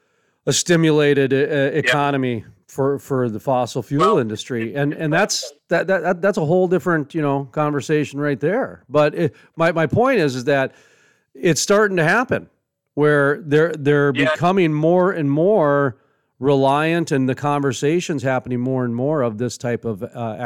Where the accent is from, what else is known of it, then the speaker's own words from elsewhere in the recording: the Bakken, North Dakota, United States; And in my home state, the Bakken